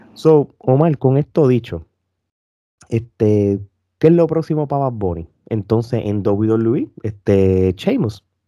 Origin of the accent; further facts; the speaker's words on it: Puerto Rico; nosotros como puertorriqueños